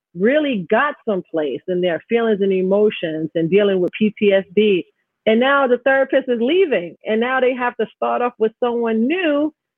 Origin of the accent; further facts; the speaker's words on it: New York City, New York, United States; also born or lived in Jamaica, Queens; growing up in Astoria, having my parents separate.